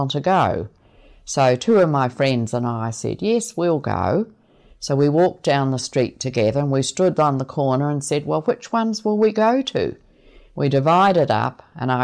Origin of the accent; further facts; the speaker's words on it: Winton, Southland, New Zealand; I was born in Winton in Southland.